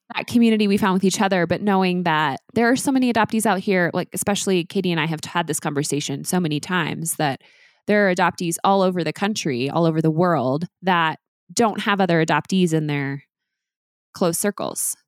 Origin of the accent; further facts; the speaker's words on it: Oklahoma, United States; I was born in Oklahoma in nineteen eighty-four